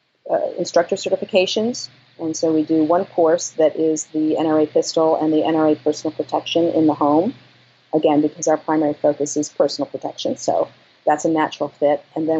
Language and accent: English; New York, United States; I mean, I came from New York. I came from an art background.